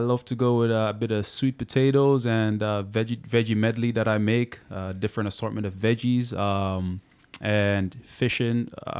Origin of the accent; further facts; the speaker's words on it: Jamaica; I played as a center back growing up in Jamaica